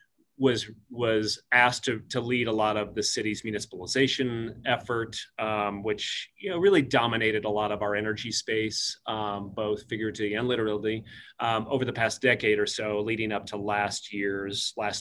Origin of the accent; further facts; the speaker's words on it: Illinois, United States; moved away as an adult; also born or lived in Florida Keys, Florida; now in Flagstaff, United States; I'm actually from Illinois, but I was working in South Florida on the Florida Keys